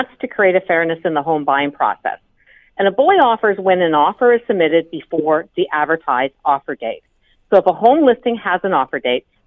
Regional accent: Grey Bruce area, Ontario, Canada; I come from the Grey Bruce area

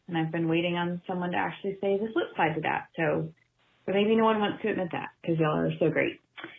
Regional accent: Rome, Georgia, United States; from Rome, Georgia.

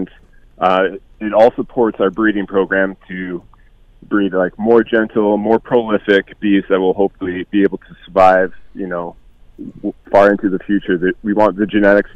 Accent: Hamilton, Ontario, Canada; growing up in Hamilton, it's been great

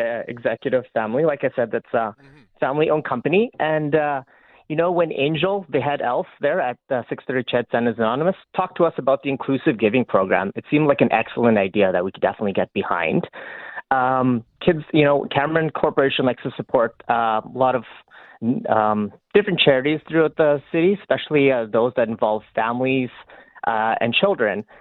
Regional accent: Fort McMurray, Alberta, Canada; I grew up in Fort McMurray

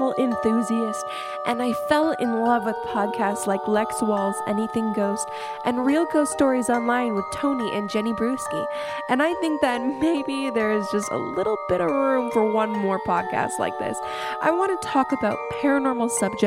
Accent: Canada; I am 24 years old, and I am from Canada

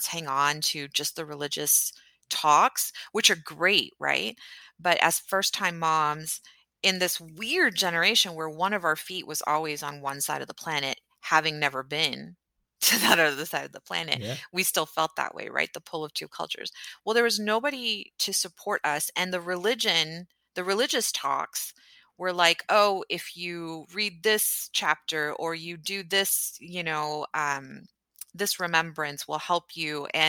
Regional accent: Houston, Texas, United States; moved away; No, I'm from Houston, Texas, which is amazing.

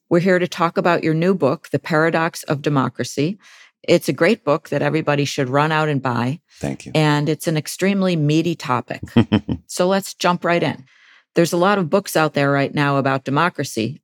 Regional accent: Buffalo, New York, United States; I was the top editor of the Buffalo News, which is my hometown daily

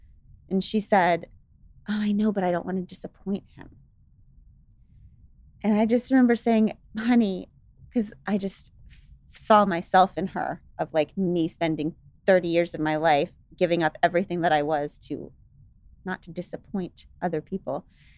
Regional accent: United States; so I'm an American. So I see, so I have to be patriotic

